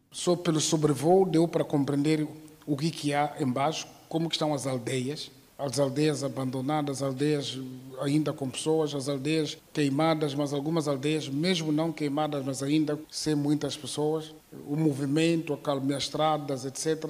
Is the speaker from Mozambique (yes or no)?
yes; Mozambique